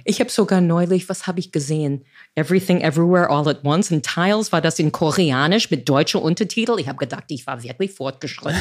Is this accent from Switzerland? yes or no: no; United States; German is a second language; moved away as an adult; also born or lived in New York; now in Berlin, Germany; ich als Amerikanerin, ich bin in die 60er Jahre groß geworden